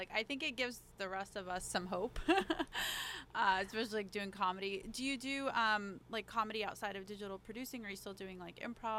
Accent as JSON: {"language": "English", "region": "Alabama", "country": "United States", "tie": "born or raised there", "moved": "yes", "lives_now": "New York, United States", "said": "growing up in Alabama, it didn't occur to me, or growing up with immigrant parents, it did not occur to me that you could major in something like that, in TV and film and the arts."}